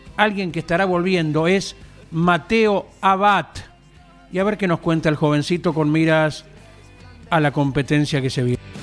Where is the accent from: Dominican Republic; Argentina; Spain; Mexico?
Argentina; Lobería, Buenos Aires Province